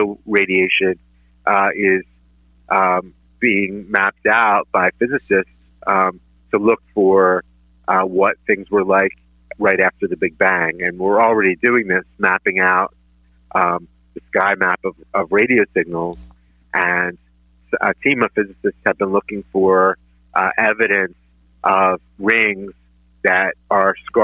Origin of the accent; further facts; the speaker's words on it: Philadelphia, Pennsylvania, United States; I learned everything from growing up in Northeast Philly. I went to George Washington High School